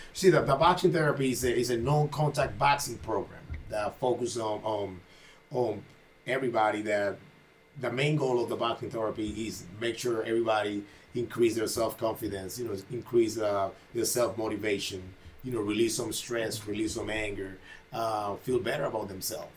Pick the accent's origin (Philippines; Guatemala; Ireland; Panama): Panama; moved away as an adult; I came from Panama when I was 18 years old. Mm-hmm. You know, I, I, grew up in Panama